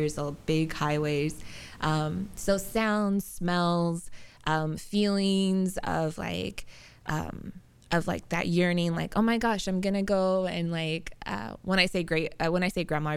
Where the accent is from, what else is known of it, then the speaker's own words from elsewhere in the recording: Oklahoma, United States; now in San Diego, United States; So I grew up in Oklahoma and born and raised there